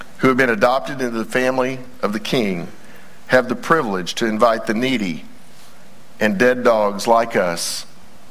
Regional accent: Texas, United States; we're all Texans first

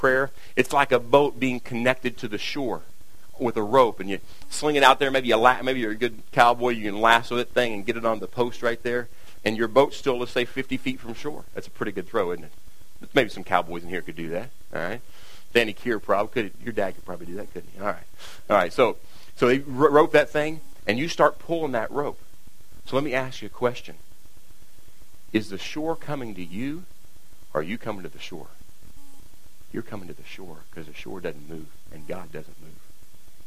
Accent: Kentucky, United States; I'm from Kentucky

